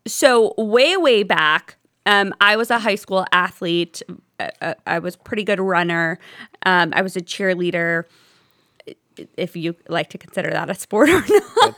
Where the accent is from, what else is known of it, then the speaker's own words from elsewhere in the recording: Toledo, Ohio, United States; moved away as an adult; also born or lived in Oxford, Ohio; now in Cleveland, United States; I'm originally from Toledo